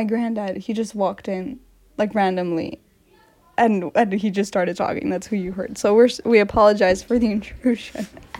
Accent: United States; I'm American, you speak British.

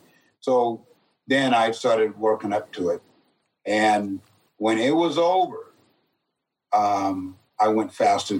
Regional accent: San Jose, California, United States; I grew up in San Jose, California, 0.2%. Black or people of color, 0.2%. And I was the only black kid in my class all through my grade year, the only one.

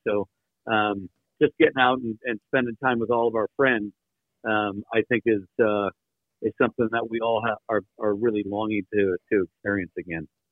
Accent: Midwest, United States; growing up in the Midwest like you guys

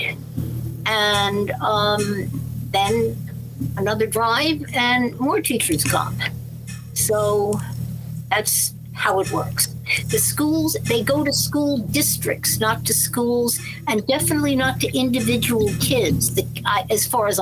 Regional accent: Scarsdale, New York, United States; I grew up in Scarsdale.

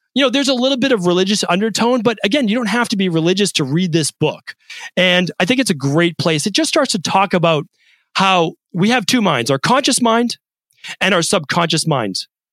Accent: Medford, Massachusetts, United States; I didn't have aspirations as a kid growing up in Medford, Massachusetts.

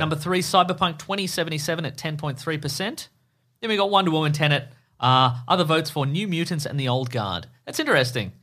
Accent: Australia; we're Australian

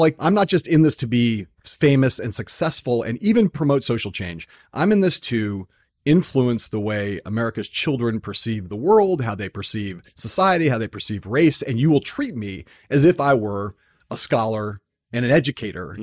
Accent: Los Angeles, California, United States; every suburban white kid I grew up with in San Fernando Valley watched Fat Albert every Saturday

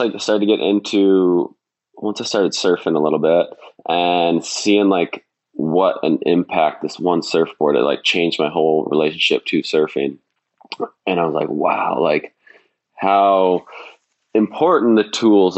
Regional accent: Bellingham, Washington, United States; growing up in Bellingham

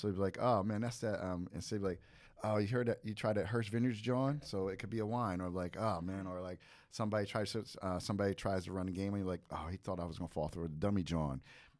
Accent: Long Branch, New Jersey, United States; Yeah, well, a town called Long Branch is where I'm from, but it's not great anymore.

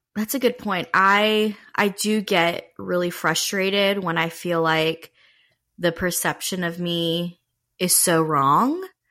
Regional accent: Raleigh, North Carolina, United States; I was born in Raleigh, North Carolina.

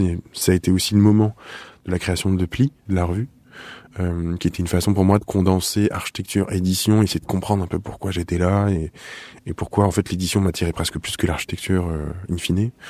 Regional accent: Nice, Provence-Alpes-Côte d'Azur, France; now in Paris, France; je viens du sud, je viens de Nice. Je suis un, un un sorti tôt du sud

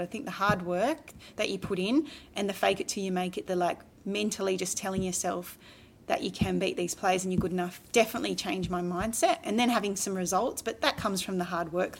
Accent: Australia; being an Australian

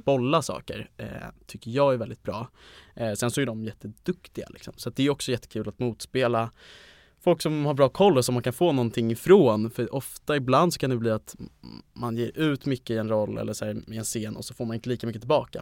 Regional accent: Stockholm, Stockholm County, Sweden; jag är 20, kommer från Stockholm

